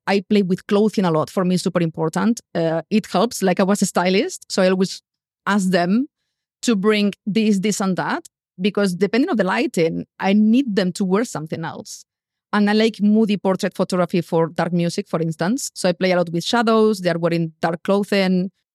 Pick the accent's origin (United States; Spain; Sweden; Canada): Spain; English is a second language; moved away as an adult; also born or lived in London, United Kingdom / Bali, Indonesia; I left Spain. I didn't have money. I didn't know anyone in London